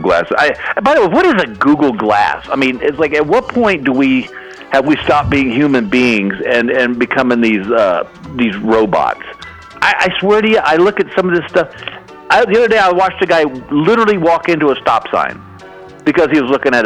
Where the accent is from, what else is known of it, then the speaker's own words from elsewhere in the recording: Texas, United States; now in Los Angeles, United States; I'm originally from Texas